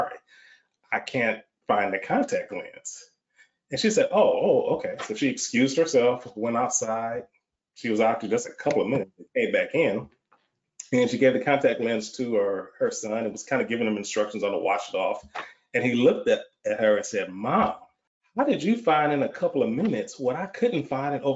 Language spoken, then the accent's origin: English; Michigan, United States; moved away as an adult; now in Texas, United States; I'm born and raised in the Michigan area, but relocated to Texas almost 30 years ago.